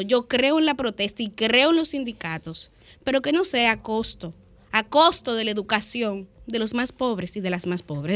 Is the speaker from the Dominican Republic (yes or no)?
yes; Dominican Republic